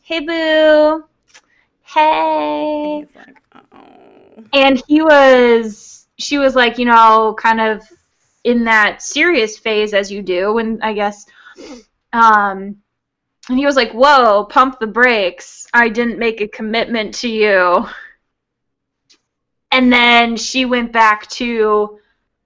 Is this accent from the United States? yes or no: yes; Chicago, Illinois, United States